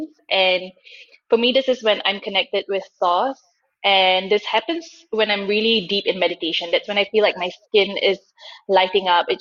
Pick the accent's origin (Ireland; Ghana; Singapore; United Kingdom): Singapore; moved away as an adult; now in Germany; I grew up in Singapore. I moved to Germany a couple of years ago